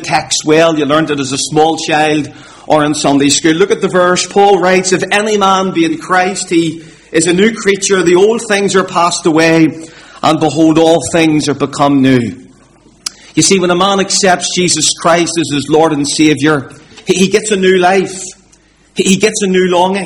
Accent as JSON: {"language": "English", "town": "Belfast", "region": "Northern Ireland", "country": "United Kingdom", "tie": "born or raised there", "said": "I grew up in the Donegal Road area of Belfast, and I still live in that area"}